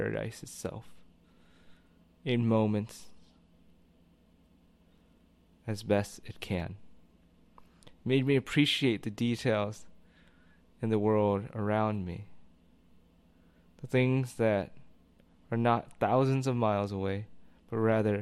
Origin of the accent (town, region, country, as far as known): United States